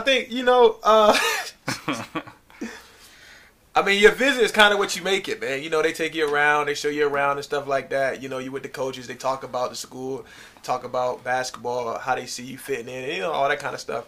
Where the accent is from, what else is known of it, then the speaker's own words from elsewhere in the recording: Norfolk, Virginia, United States; I grew up in uh, Norfolk, Virginia.